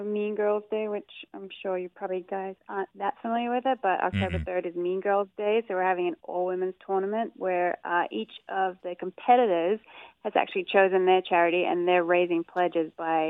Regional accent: Australia; accent: Australian; now in Agawam, United States; I grew up in Australia, but I've been in Agawam for a while.

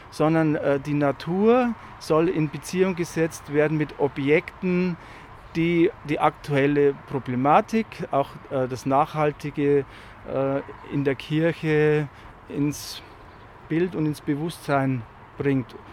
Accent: Lenting, Bavaria, Germany; also ich komme ja aus Lenting, wenn ich morgens zur Tür rausgegangen bin zur Schule

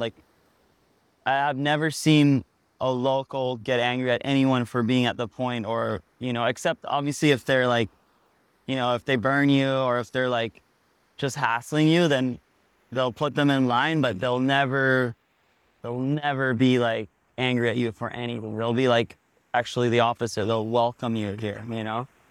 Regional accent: Pavones, Puntarenas, Costa Rica; also born or lived in Hawaii; I grew up here in Pavones, Costa Rica

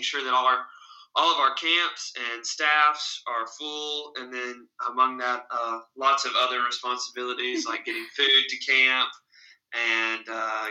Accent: Camden, Arkansas, United States; I'm very proud to be a member of that church and have grown up in Camden.

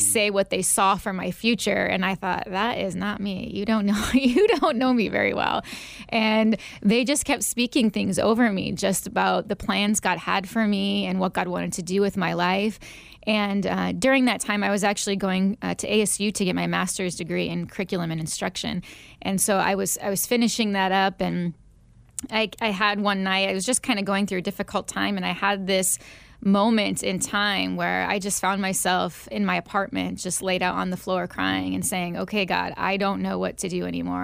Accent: Northwest Indiana, United States; moved away as an adult; also born or lived in Illinois / Arizona; now in Phoenix, United States; I am actually originally from the Chicagoland area, just Indiana, Northwest Indiana, but right outside Chicago. Uh, grew up there

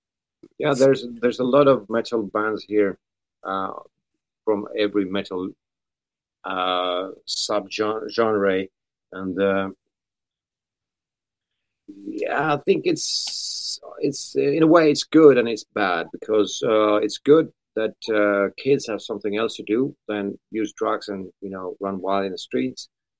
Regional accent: Vienna, Austria; born there; also born or lived in Sweden / Finland; I was born in Austria, in Vienna. It's in Europe.

